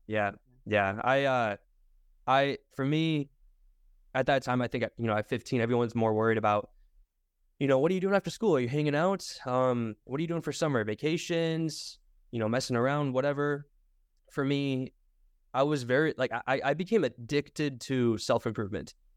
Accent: Michigan, United States; I'm originally from Michigan

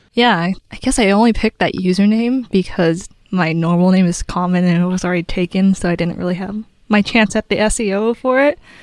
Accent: Southern California, United States; moved away as an adult; also born or lived in Pittsburgh, Pennsylvania; I'm from Southern California

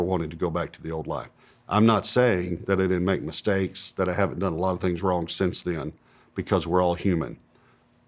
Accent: East Texas, United States; I grew up in East Texas, and it was probably a medium-sized town

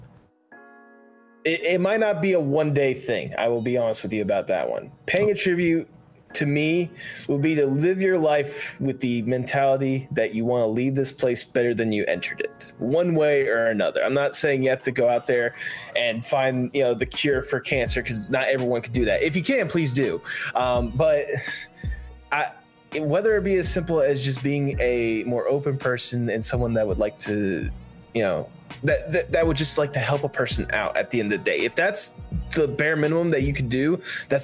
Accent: Georgia, United States; I'm not born from Georgia, but I was raised in Georgia, so I consider that my hometown more than anything else.

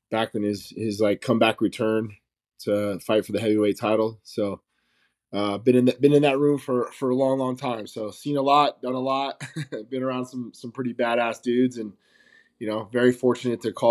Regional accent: Las Vegas, Nevada, United States; I'm from Las Vegas, Nevada, born and raised

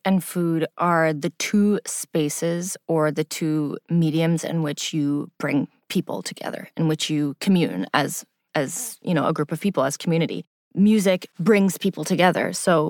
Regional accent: Pakistan; Especially being Pakistani, as anyone who knows who's listening to this, who's Asian, Pakistani, of any culture, really, food is how we come together.

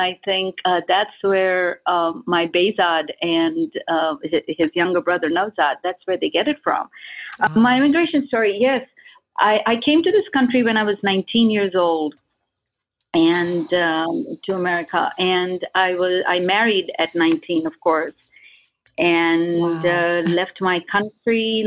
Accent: India; moved away; as an Indian

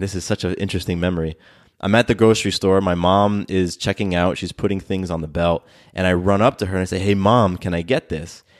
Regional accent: Del Mar, California, United States; now in Atlanta, United States; I was born in Southern California. I was born in this town just above San Diego called Del Mar

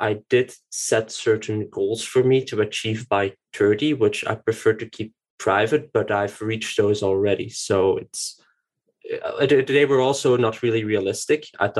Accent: Tienen, Flemish Brabant, Belgium; born there; now in Brussels, Belgium; Well, I was born in Tienen, then I traveled, not really. I moved a lot through Belgium, and I'm currently living in Brussels.

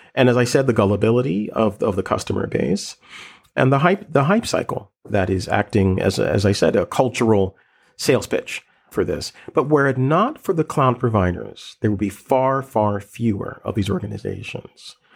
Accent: Philadelphia, Pennsylvania, United States; a kid growing up in West Philly

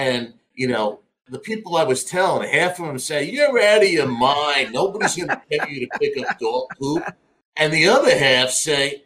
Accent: Glen Cove, New York, United States; Grew up in Glen Cove

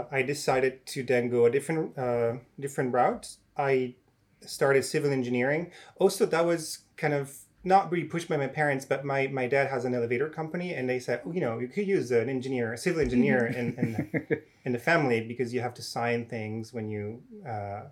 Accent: Italian-speaking part of Switzerland, Italian-speaking Switzerland, Switzerland; moved away as an adult; also born or lived in Zurich, Switzerland / Oxford, United Kingdom; now in Cambridge, United Kingdom; growing up as a kid, I used to watch a program called Super Quark on the Italian television, because I come from the Italian-speaking part of Switzerland

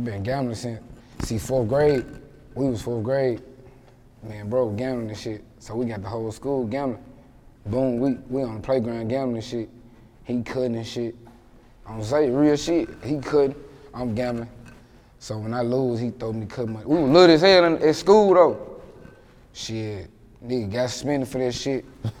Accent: West Memphis, Arkansas, United States; I'm from West Memphis. Like, it's like 3-4 minutes from Memphis.

